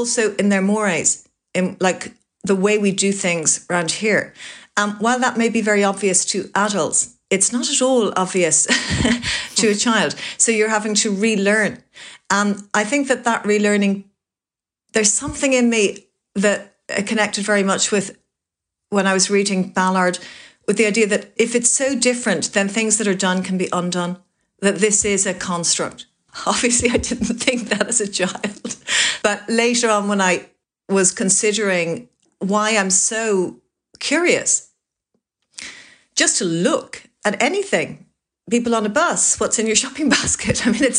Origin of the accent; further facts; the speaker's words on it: Greystones, County Wicklow, Ireland; So in many ways, when people say, where are you from? The answer that I is there to give is Greystones